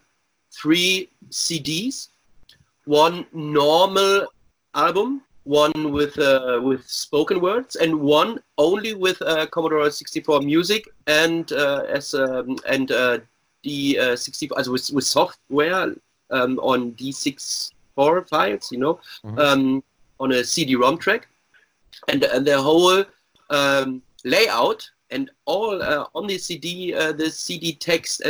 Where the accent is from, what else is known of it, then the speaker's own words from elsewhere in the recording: Hanover, Lower Saxony, Germany; I come from Hanover